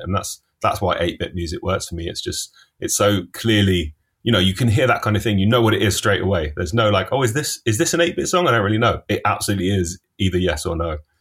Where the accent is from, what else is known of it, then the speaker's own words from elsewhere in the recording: London, United Kingdom; I grew up in Finchley in North London